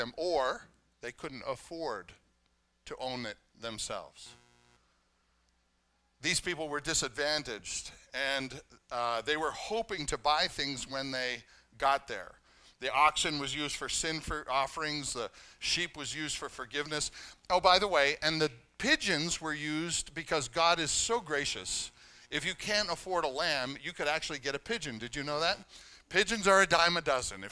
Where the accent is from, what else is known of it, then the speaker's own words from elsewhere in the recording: Canada; now in United States; I'm Canadian